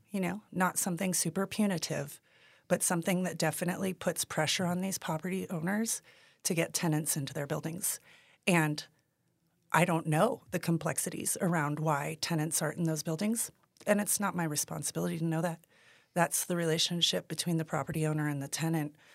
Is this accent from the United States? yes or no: yes; Taos, New Mexico, United States; And I am from Taos. I was born and raised here